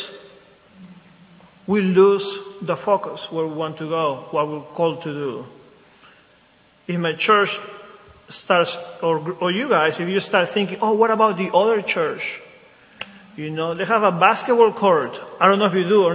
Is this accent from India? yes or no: no; Lima, Peru; now in Wilmington, United States; I grew up in a Catholic country. I'm from Lima, Peru.